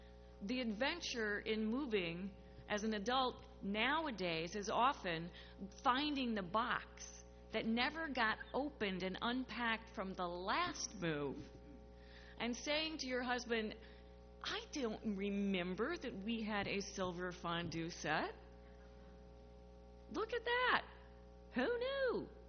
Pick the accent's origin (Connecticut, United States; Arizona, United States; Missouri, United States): Missouri, United States; St. Louis; born there; also born or lived in New Mexico / Colorado / Iowa City, Iowa; So although I was born in St. Louis, we moved quite often, once to a military base in New Mexico, and then again to a military base in Colorado, where I learned to hike and all about aspen trees and their leaves.